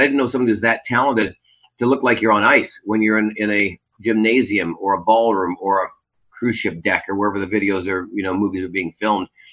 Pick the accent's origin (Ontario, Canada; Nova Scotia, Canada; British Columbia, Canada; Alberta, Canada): British Columbia, Canada; Vancouver; also born or lived in Burnaby; now in Las Vegas, United States; I'm from Vancouver.